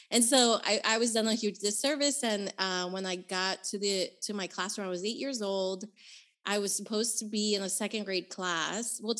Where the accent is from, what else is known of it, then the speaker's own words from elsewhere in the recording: Managua, Nicaragua; So, I was born in Nicaragua. In the capital of my country is called Managua, and I was born in 1985